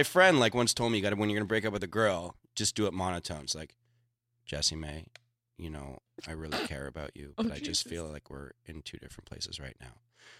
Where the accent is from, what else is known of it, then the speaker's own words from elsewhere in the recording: Canada; I'm Canadian.